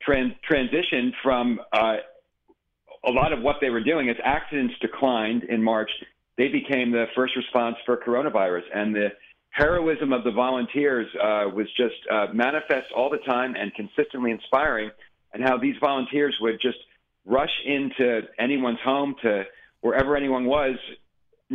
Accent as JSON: {"language": "English", "region": "New York", "country": "United States", "said": "being a New Yorker"}